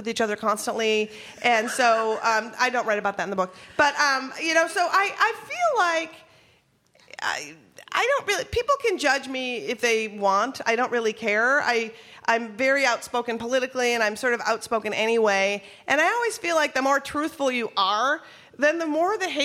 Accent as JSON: {"language": "English", "region": "Minnesota", "country": "United States", "tie": "born or raised there", "said": "I grew up in Minnesota"}